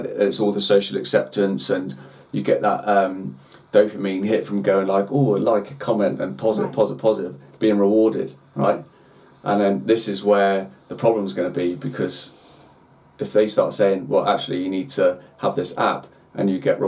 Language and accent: English; United Kingdom; as British people